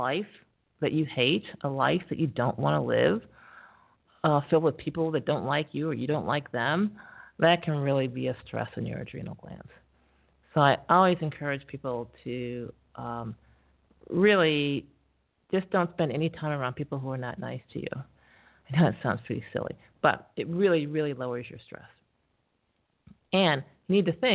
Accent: Syracuse, New York, United States; I am from Syracuse, New York, which is super, super cold place

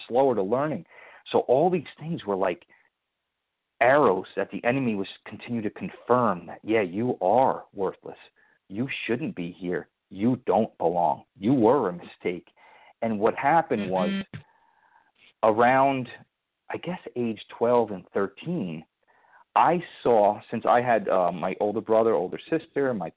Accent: Somers, New York, United States; also born or lived in Connecticut; I was brought up in Somers, New York

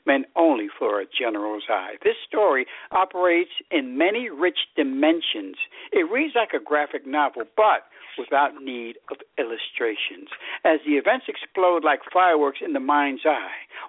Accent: New York City, New York, United States; I grew up in Crown Heights

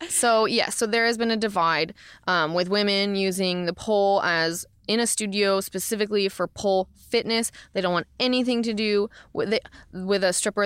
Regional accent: Florida, United States; also born or lived in Portland, Oregon; now in Los Angeles, United States; I'm from Florida originally

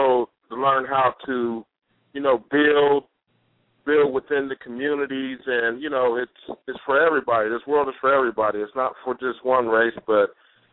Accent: Ohio, United States; I'm from Ohio.

